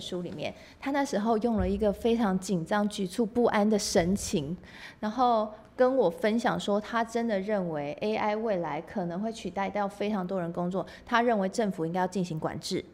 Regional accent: Taiwan; 我们台湾人

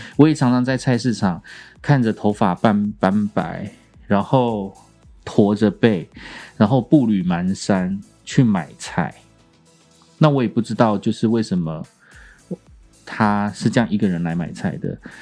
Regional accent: Kaohsiung, Taiwan; moved away; 我隔了四十年吧，哎，三十几年，再次回到高雄

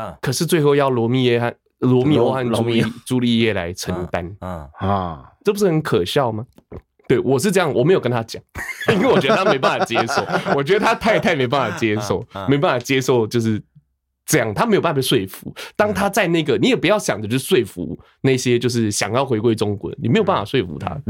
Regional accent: Taiwan; 我们基基本上，因为我生在这里，我长在这里，我的所有的人生的，呃，我的人生历程的记忆都是在这块土地上面建立起来

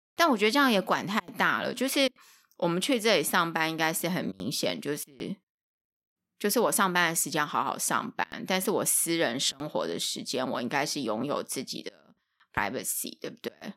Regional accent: Taiwan; 我们是台湾来的

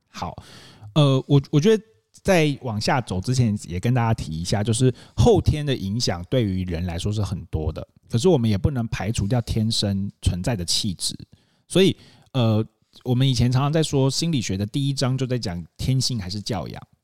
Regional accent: Taitung, Taitung County, Taiwan; 我们家，我们小时候都在台东长大这样子

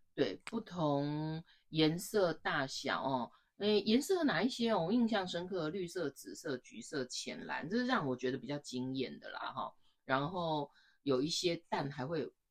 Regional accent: Taiwan; 我们在台湾日常生活当中

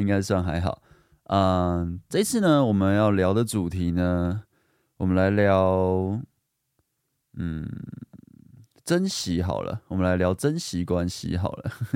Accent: Guishan, Taoyuan, Taiwan; 我也是桃园人，我说，哦，桃园人吗？桃园龟山

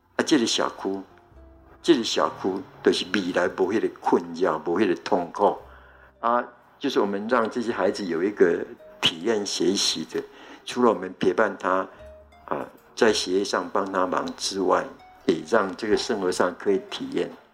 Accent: Taiwan; 我们台湾

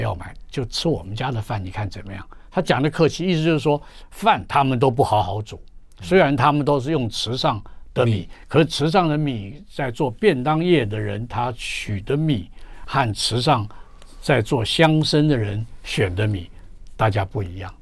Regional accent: Taiwan; also born or lived in Jiangnan; 我们台湾人，像台湾人烧饭就很随便

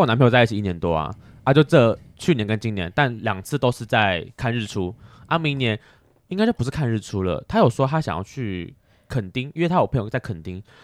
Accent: Taipei, Taiwan; 我台北人

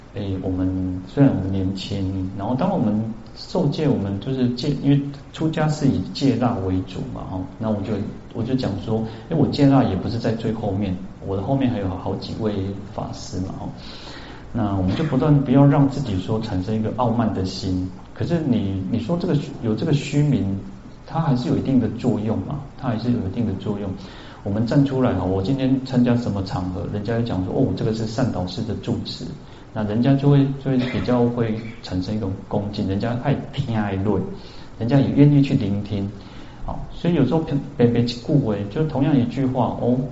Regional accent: central Taiwan, Taiwan; also born or lived in Kaohsiung; now in Taipei, Taiwan; 我小时候在中部

